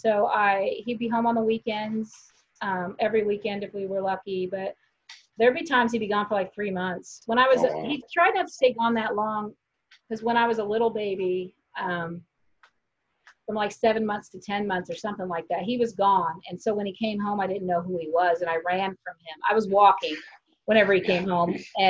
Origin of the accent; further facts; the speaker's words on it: Kansas, United States; I was raised in Kansas.